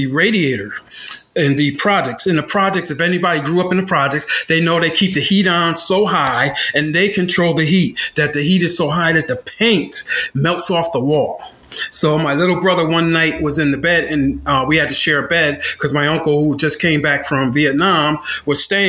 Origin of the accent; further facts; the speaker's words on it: Bridgeport, Connecticut, United States; moved away as an adult; I grew up in Beardsley Terrace in Bridgeport, Connecticut